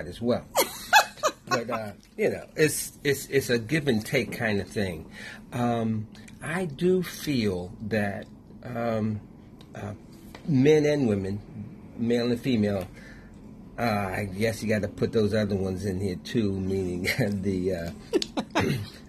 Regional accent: Washington, District of Columbia, United States; I grew up in Washington, D.C.

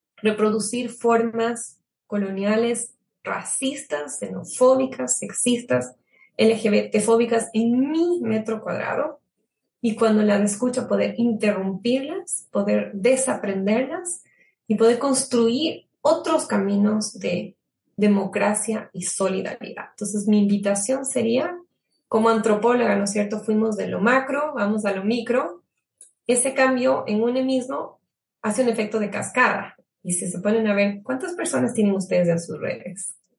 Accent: Ecuador; somos como ecuatorianos

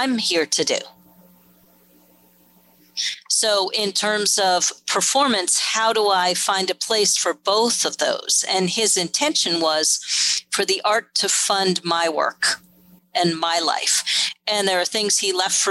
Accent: New York, United States; I grew up in New York

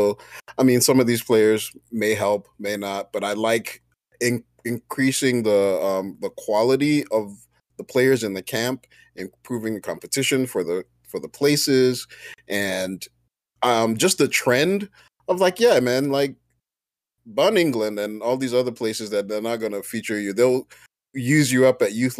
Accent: Nigeria; with all my Nigerian pride

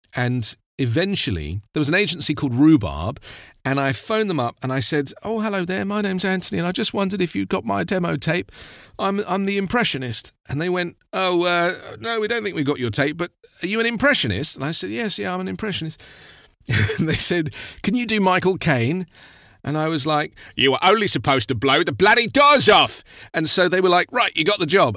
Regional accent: London, United Kingdom; being in the London area, I, you know, I grew up in the West End and I was at school in the West End

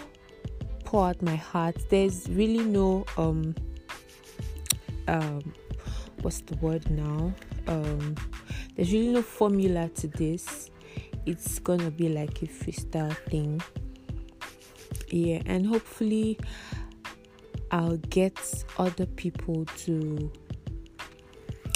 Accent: Abia, Nigeria; now in Abakaliki, Nigeria; I live in Abakiliki, Ebonyi State, and I'm from Abia State

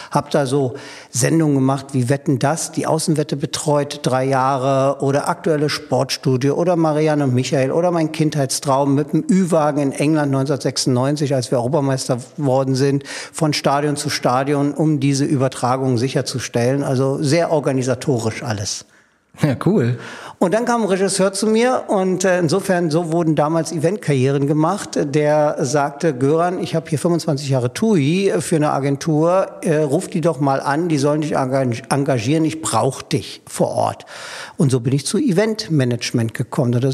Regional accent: Berlin, Germany; born there; Ich bin in Berlin-Pankow geboren, bin in der DDR zur Schule gegangen und bin eine Woche vor der Maueröffnung über die Prager Botschaft äh, geflohen.

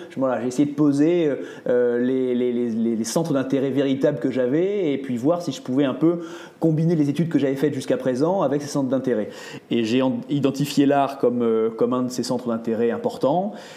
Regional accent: Île d'Oléron, Charente-Maritime, Nouvelle-Aquitaine, France; now in Paris, France; je suis provincial, je viens de Charente-Maritime, tu vois, j'ai grandi dans l'île d'Oléron

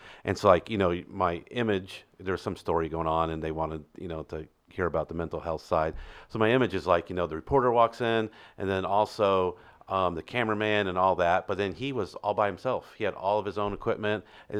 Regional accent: Illinois, United States; and so I grew up in Illinois, closer to Chicago, so the snow was, I think, a lot more than what it is here.

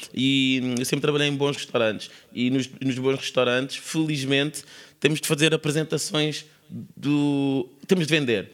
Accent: Sintra, Lisbon, Portugal; eu não nasci na linha de Sintra nasci na Praia de Magoita, em Sintra, sou mesmo da praia

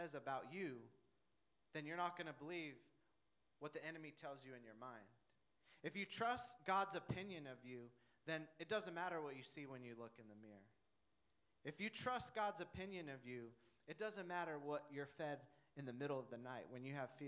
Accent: Denver, Colorado, United States; I'm from Denver

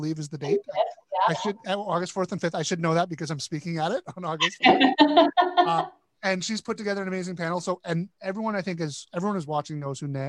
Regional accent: Toronto, Ontario, Canada; I grew up in Toronto, which is probably one of the most multicultural cities in the world.

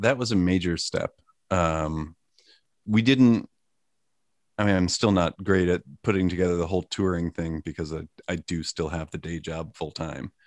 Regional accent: Sleepy Hollow, New York, United States; moved away as an adult; also born or lived in Boston; now in Portland, United States; I was born in Sleepy Hollow, New York

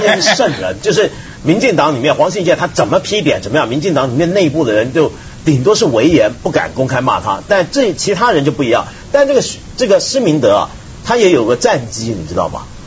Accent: Taiwan; 我们在台湾长大

